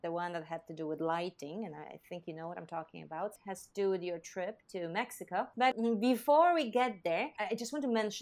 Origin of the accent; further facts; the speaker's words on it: Poland; moved away as an adult; now in United States; I was from Poland.